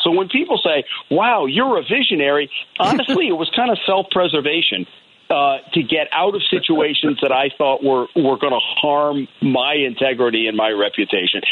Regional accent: Rhode Island, United States; born or raised there; also born or lived in La Grange, Illinois / Downers Grove, Illinois

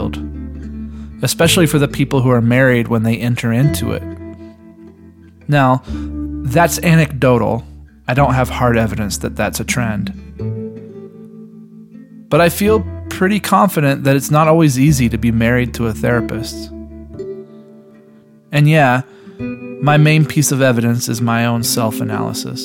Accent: Tennessee, United States; Mason and I grew up together in Tennessee

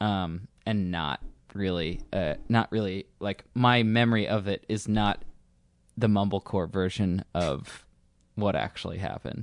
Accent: Northeast, United States; growing up in suburbs, growing up in the Northeast where everyone's miserable

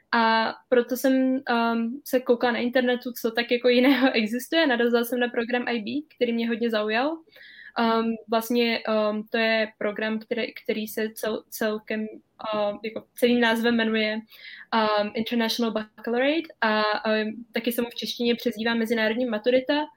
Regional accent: Cheb, Karlovy Vary Region, Czechia; now in France; já jsem teda z Chebu, jak jsi už řekla, a chodila jsem tam na, na gymnázium od první do sexty

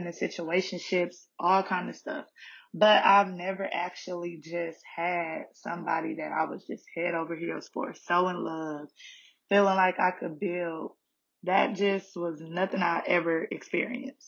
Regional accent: Detroit, Michigan, United States; moved away as an adult; now in Atlanta, United States; I'm originally from Detroit

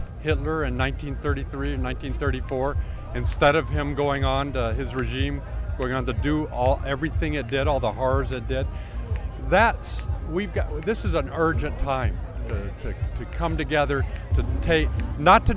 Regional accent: London, United Kingdom; I'm from London

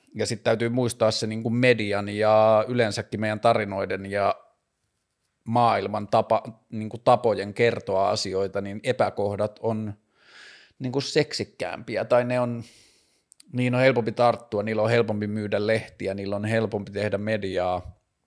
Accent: Tornio, Lapland, Finland; mä oon kasvanut Torniossa

